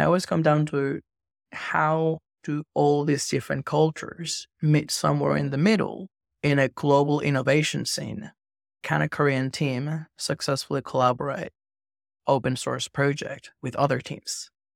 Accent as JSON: {"language": "English", "country": "Venezuela", "tie": "born or raised there", "said": "I grew up in Venezuela"}